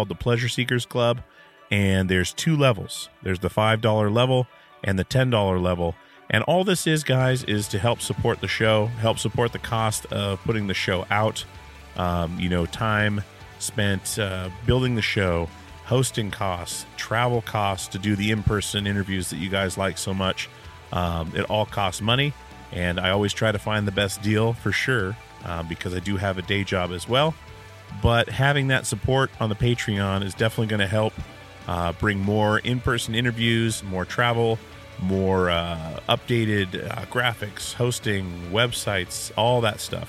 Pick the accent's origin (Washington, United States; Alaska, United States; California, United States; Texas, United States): Alaska, United States; born or raised there